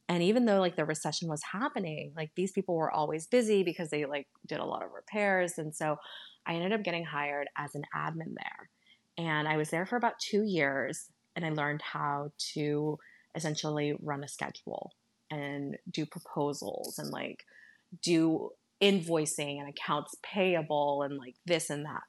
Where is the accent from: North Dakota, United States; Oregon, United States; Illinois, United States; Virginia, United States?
Virginia, United States; Northern; also born or lived in San Salvador, El Salvador; I grew up in Northern Virginia